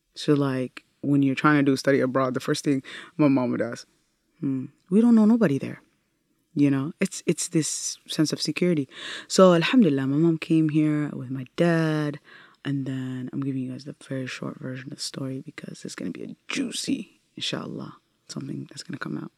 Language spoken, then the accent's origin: English; Minnesota, United States; English is a second language; also born or lived in Italy; we came and landed in Minnesota